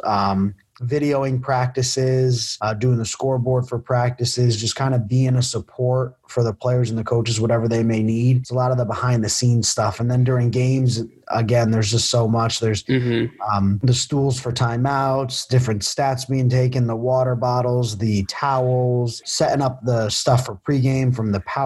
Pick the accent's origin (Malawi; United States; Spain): United States; Danbury, Connecticut; moved away as an adult; now in Lynchburg, United States; I'm from Danbury, Connecticut. I graduated from Danbury High School